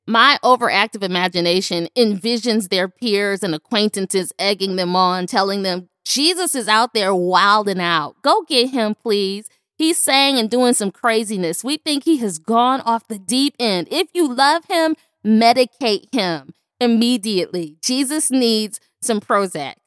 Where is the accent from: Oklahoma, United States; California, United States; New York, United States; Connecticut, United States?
New York, United States; Buffalo; my hometown, Buffalo, New York